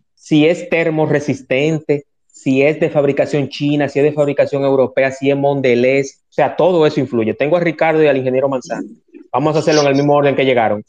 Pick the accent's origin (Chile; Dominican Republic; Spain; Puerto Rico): Dominican Republic; en mi país que quiero tanto